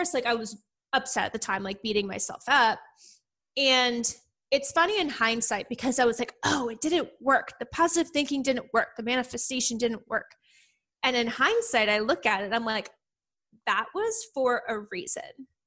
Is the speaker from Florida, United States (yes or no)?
no; Philadelphia, Pennsylvania, United States; moved away as an adult; now in Princeton, United States; I'm actually from the outskirts of Philadelphia